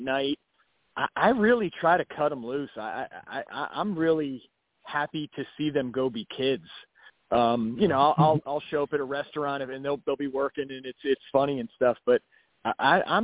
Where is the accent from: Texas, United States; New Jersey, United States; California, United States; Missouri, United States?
New Jersey, United States; Asbury Park and Neptune; where I grew up, it was Asbury Park and Neptune.